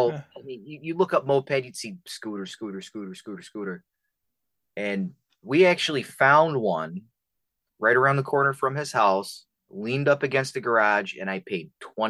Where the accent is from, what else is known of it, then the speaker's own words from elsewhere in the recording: Poughkeepsie, New York, United States; now in Rome, United States; I'm originally from Poughkeepsie, New York.